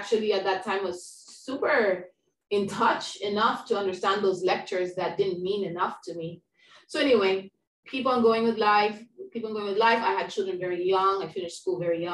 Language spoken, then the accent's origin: English; Kenya; now in Puerto Rico; My family on my mother's side is Kenyan, so I grew up in Kenya, East Africa.